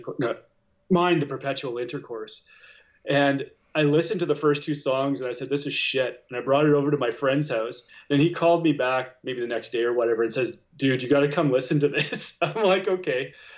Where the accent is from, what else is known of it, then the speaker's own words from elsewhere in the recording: Regina, Saskatchewan, Canada; I grew up in Regina in Saskatchewan